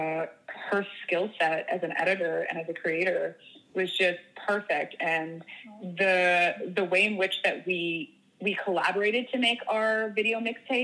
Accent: Toronto, Ontario, Canada; moved away as an adult; also born or lived in Los Angeles; now in United Kingdom; I'm originally from Toronto, but I seem to be based kind of all over.

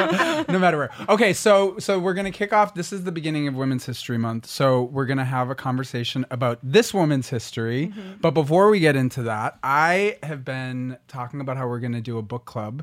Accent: Massachusetts, United States; Massachusetts, my home state

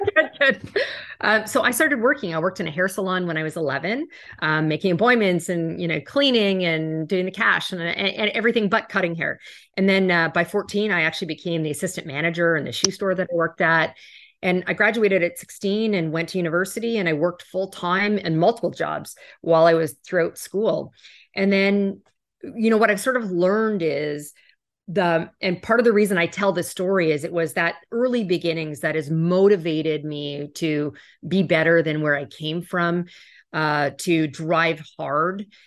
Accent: Canada; also born or lived in New York; now in Miami, United States; I do live in Miami now, but I'm originally Canadian

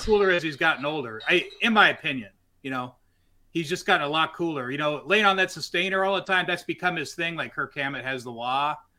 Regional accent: Westland, Michigan, United States; moved away as an adult; also born or lived in Detroit, Michigan; now in California, United States; I grew up in Westland, Michigan

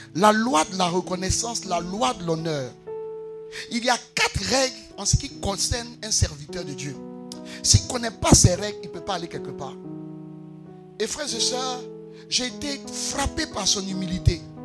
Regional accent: Côte d’Ivoire; Pascal et moi, nous sommes enfants de Macori

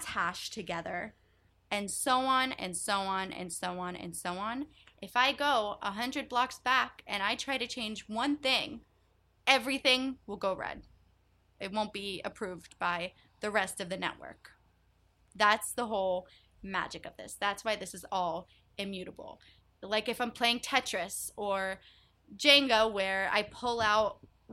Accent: United States; also born or lived in Israel / New York City; grew up in the US

